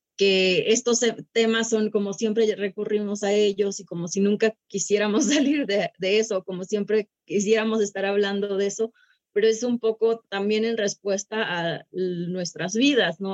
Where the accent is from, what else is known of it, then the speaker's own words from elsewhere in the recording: Sierra Sur of Durango, Mexico; la Sierra Sur de Durango, que es de donde yo soy.